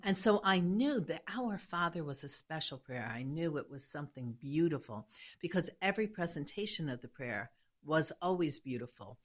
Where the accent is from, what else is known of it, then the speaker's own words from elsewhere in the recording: New York City, New York, United States; I was born in Hell's Kitchen